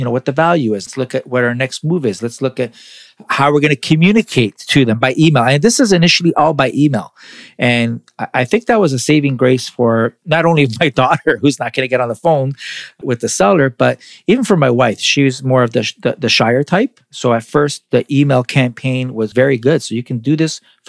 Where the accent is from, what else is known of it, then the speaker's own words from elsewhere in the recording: Toronto, Ontario, Canada; I'm from Toronto